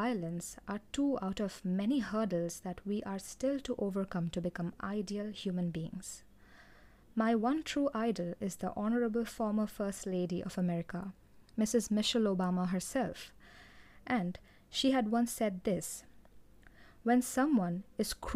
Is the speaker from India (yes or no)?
yes; India; I am from India, and I have seen and grown up among people who nurture such negativity in their minds